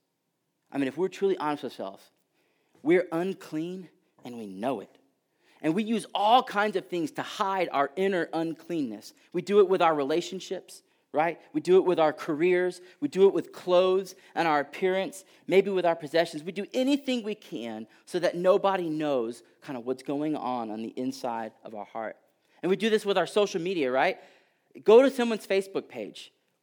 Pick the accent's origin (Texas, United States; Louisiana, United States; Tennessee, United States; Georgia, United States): Texas, United States; And so a few years back, I'm originally from Texas.